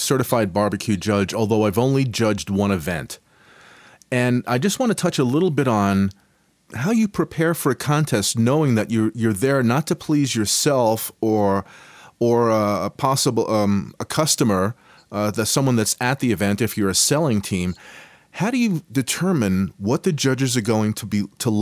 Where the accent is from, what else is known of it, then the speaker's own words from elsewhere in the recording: Boulder, Colorado, United States; here in my hometown of Boulder, Colorado